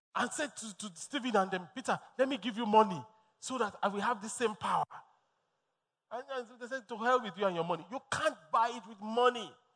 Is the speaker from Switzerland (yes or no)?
no; Lagos, Nigeria; born and bred in Lagos